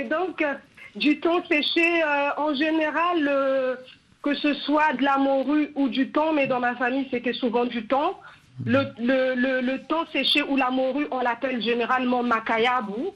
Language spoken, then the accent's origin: French; Republic of the Congo; je suis originaire comme ma famille du Congo-Brazzaville